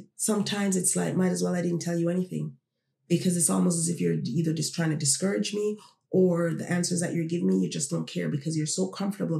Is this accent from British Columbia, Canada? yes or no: no; Toronto, Ontario, Canada; also born or lived in Jamaica; I was born in Jamaica. I grew up here in Toronto.